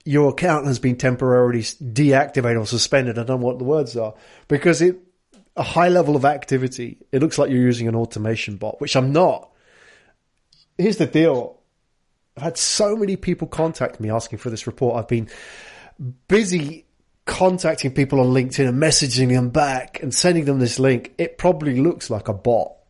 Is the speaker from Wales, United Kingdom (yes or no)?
no; London, United Kingdom; now in Tokyo, Japan; I'm from London